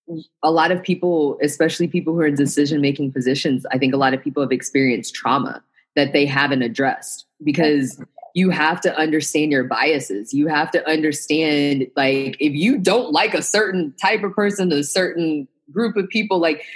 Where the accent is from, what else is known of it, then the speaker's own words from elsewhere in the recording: Midwest, United States; Like, I was the only daughter, only Black daughter of two military parents, and I grew up in the Midwest. Like, I talk like this because I grew up all over the place.